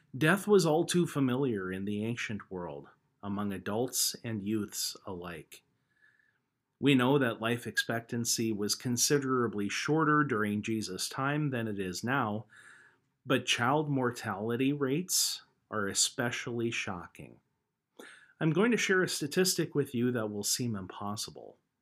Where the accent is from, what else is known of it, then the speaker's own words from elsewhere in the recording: United States; moved away; within just a few miles of the farm where I grew up back in Logan County